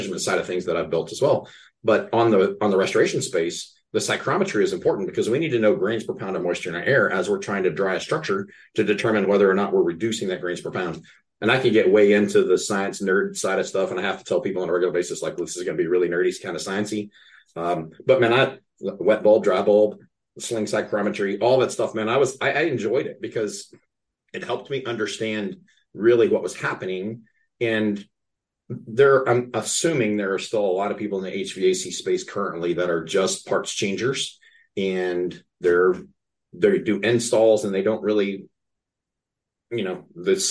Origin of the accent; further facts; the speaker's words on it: Amarillo, Texas, United States; I was born and raised in Amarillo, Texas